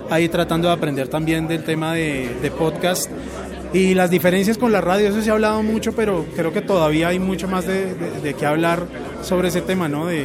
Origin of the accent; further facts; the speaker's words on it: Bogotá, Colombia; also born or lived in Puerto Rico; nací en Puerto Rico. Eh, pero desde los siete años he vivido aquí en Colombia, entonces ya más rolo que boricua.